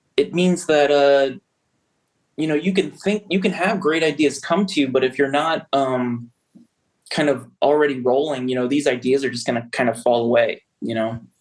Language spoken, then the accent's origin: English; Prince George's County, outside DC, Maryland, United States; now in Baltimore, United States; I grew up uh, right outside of DC, Prince George's County.